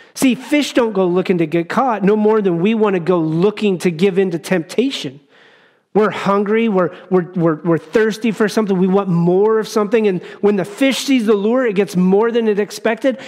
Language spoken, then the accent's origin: English; Wyoming, United States; as I grew up in Wyoming